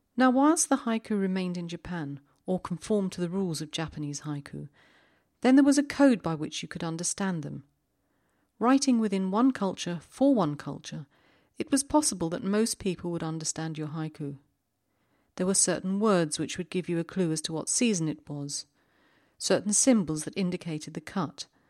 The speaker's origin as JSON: {"language": "English", "region": "London", "country": "United Kingdom", "tie": "born or raised there", "moved": "yes", "said": "I was in London not so long ago. It's my hometown"}